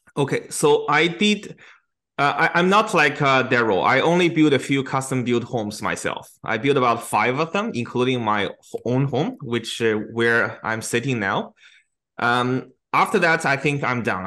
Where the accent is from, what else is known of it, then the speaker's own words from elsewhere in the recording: China; now in Canada; my hometown in China